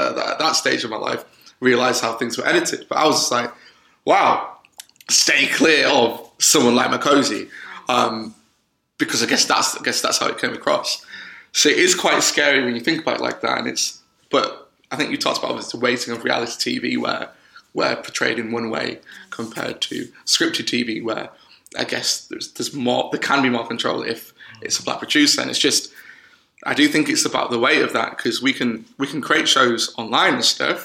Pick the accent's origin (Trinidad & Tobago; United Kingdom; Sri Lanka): United Kingdom; Bradford, Yorkshire and the Humber; I was from Bradford and there wasn't that many black people there